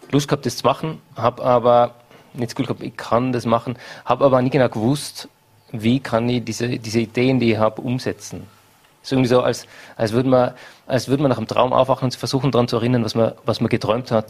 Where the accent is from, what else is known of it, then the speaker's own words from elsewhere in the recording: Hall in Tirol, Tyrol, Austria; born there; ich bin in Hall in Tirol geboren.